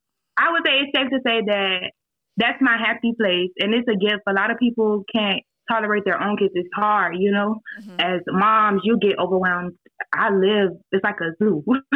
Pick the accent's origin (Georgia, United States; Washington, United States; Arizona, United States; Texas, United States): Georgia, United States; Savannah; Savannah. Oh. Aren't y'all there?